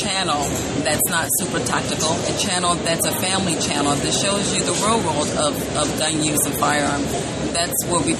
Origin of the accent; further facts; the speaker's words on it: Ghana; moved away; I'm from Ghana, which is in West Africa. I'm born there.